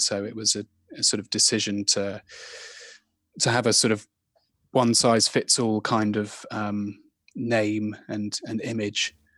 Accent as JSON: {"language": "English", "town": "Ivybridge", "region": "South West England", "country": "United Kingdom", "tie": "born or raised there", "also_born_or_lived": "Brighton / France", "moved": "yes", "said": "I grew up in Ivy Bridge"}